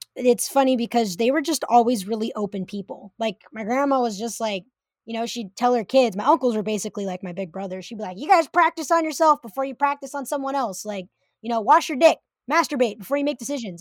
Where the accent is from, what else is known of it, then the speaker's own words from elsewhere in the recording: Humboldt County, California, United States; moved away as an adult; now in Seattle, United States; Growing up in Humboldt County